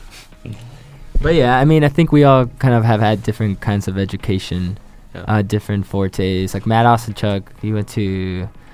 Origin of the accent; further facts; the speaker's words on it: Chile; moved away; I, am from Chile, so I moved here years ago, like 16 years ago